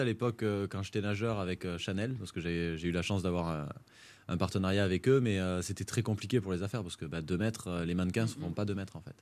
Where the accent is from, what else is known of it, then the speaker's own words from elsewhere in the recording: Font-Romeu, Occitania, France; also born or lived in Narbonne / Paris; c'est pour ça que je suis arrivé à Fort-Romeu